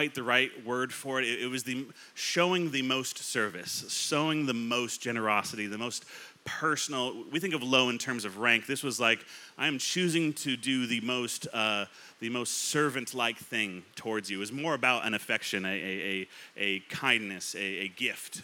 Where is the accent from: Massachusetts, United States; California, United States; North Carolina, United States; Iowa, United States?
California, United States; moved away; I grew up in California